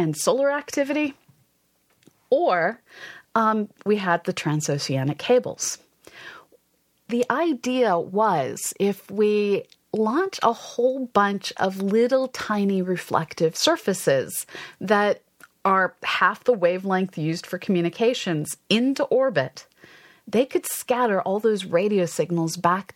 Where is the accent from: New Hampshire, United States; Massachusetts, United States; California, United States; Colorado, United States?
Massachusetts, United States; Westford; I grew up in Westford, Massachusetts